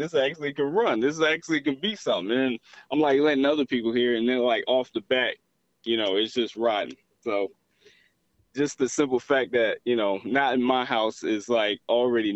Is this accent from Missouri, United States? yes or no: no; Atlanta, Georgia, United States; I'm from Atlanta.